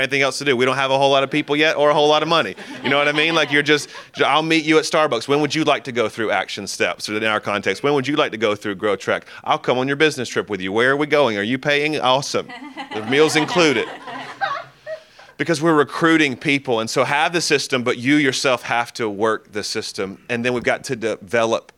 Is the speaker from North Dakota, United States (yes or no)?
no; Birmingham, Alabama, United States; I'm from Birmingham. This is my hometown.